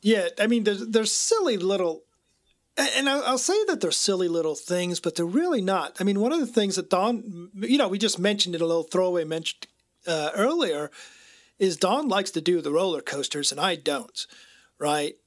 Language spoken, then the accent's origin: English; United States; I was raised in America as a male